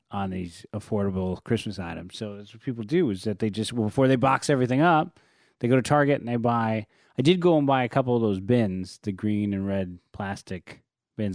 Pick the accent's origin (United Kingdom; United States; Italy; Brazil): United States; San Francisco, California; now in Los Angeles, United States; I'm from San Francisco, where you have districts